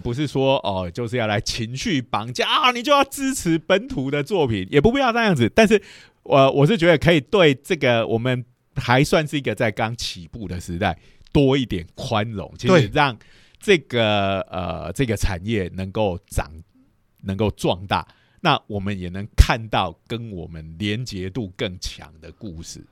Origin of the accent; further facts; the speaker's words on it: Lukang, Changhua County, Taiwan; 我的老家，我小时候就在鹿港天后宫那一带长大的